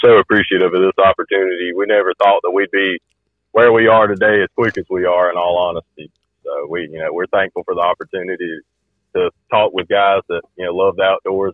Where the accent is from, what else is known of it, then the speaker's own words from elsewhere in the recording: Cartersville, Georgia, United States; I'm from Carter School, Georgia